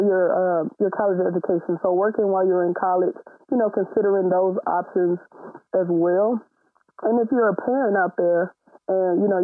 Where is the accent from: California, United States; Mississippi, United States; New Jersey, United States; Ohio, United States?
Mississippi, United States; moved away as an adult; now in Houston, United States; I'm originally from Mississippi